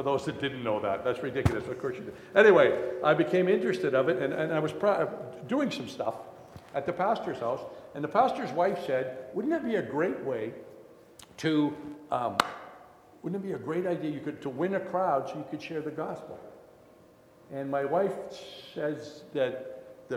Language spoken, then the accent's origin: English; Canada; also born or lived in Morden, Manitoba; I was born in Canada and my parents were Christian